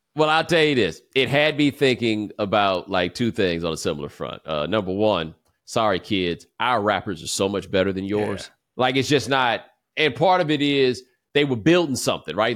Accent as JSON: {"language": "English", "town": "Houston", "region": "Texas", "country": "United States", "tie": "born or raised there", "also_born_or_lived": "Atlanta, Georgia / Claremont, California", "moved": "as an adult", "said": "I grew up in Houston"}